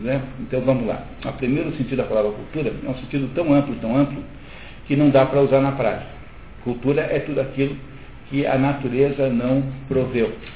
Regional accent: Brazil

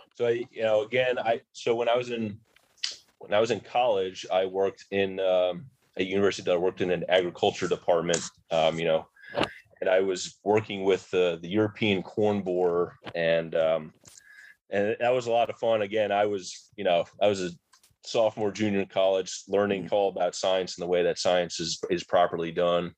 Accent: New Jersey, United States; I grew up in New Jersey, more in the rural part of New Jersey.

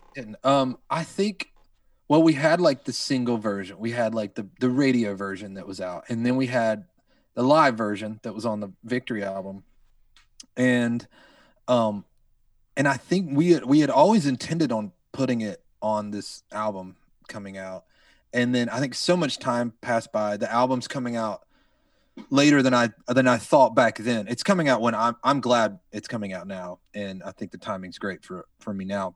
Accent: North Carolina, United States; moved away as an adult; now in Redding, United States; when we moved here five years ago, I'm from North Carolina

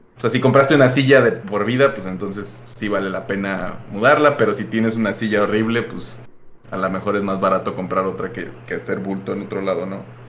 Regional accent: Michoacán, Mexico; moved away as an adult; also born or lived in Mexico City; now in Mérida, Mexico; llegué de Michoacán al DF y en el DF estuve en 10 lugares diferentes

